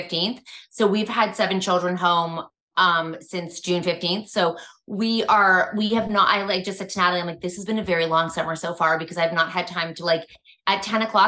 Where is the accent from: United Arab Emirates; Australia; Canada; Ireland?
Canada; We're Canadian